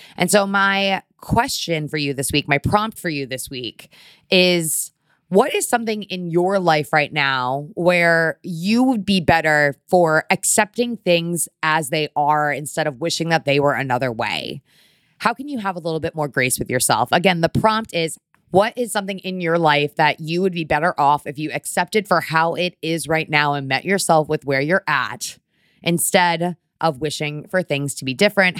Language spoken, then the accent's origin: English; Connecticut, United States; now in New York, United States; I grew up in Connecticut